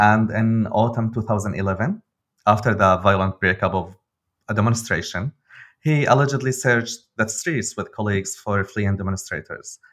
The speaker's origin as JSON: {"language": "English", "town": "Damascus", "region": "Damascus Governorate", "country": "Syria", "moved": "yes", "lives_now": "Berlin, Germany", "said": "I'm a journalist from Damascus, living now in Berlin"}